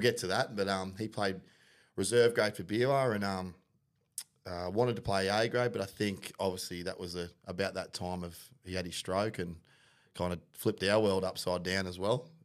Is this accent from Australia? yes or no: yes; Penrith, New South Wales, Australia; moved away; also born or lived in Mount Druitt; I'm from New South Wales originally, born in Penrith